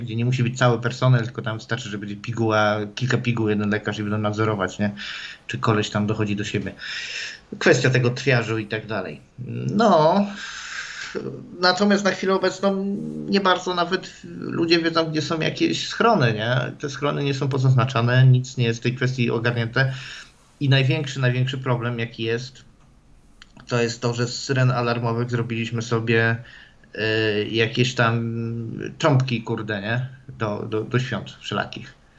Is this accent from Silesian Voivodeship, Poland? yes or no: yes; Silesian Voivodeship, Poland; moved away; u mnie na Śląsku